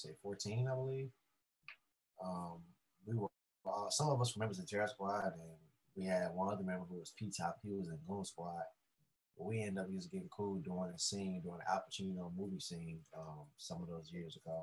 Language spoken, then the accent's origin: English; Chicago, Illinois, United States; I'm from Chicago, Southwest side. I'm from the South Side, but it's 63rd and like Kids, so it's way west.